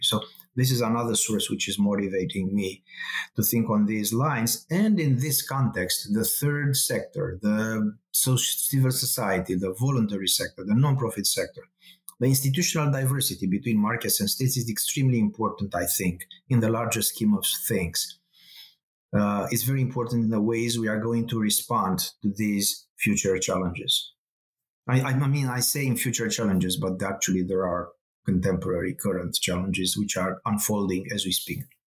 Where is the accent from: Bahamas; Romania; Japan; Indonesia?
Romania; accent: Romanian; moved away; I am originally from Eastern Europe. This is a Romanian accent. So I grew up during the communist uh, regime.